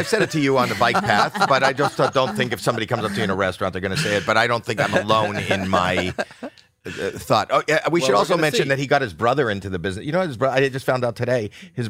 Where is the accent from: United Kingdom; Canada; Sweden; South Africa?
Canada; Right, because I come from Canada. There's London, Ontario